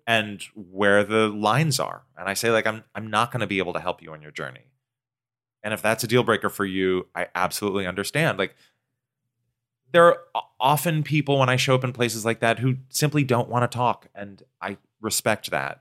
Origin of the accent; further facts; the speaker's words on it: Pacific Northwest, United States; I grew up in the Pacific Northwest